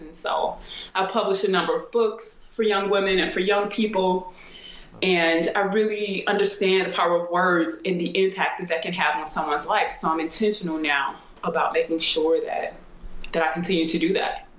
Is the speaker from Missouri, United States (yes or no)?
yes; St. Louis, Missouri, United States; also born or lived in Germany; I'm from St. Louis